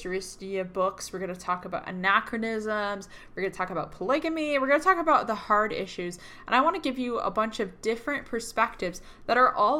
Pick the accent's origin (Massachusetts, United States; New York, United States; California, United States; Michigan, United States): Massachusetts, United States; Boston; moved away as an adult; now in Utah, United States; I'm from Boston, Massachusetts